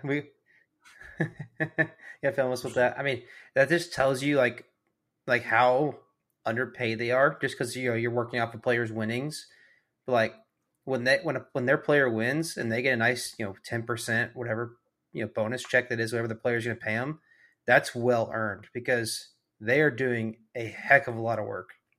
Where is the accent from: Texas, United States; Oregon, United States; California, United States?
Texas, United States; we're all from Texas